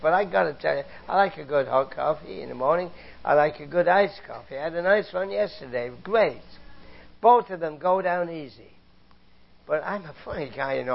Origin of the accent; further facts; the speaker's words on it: England, United Kingdom; moved away; I grew up in England, you know, I was a boy in the Second World War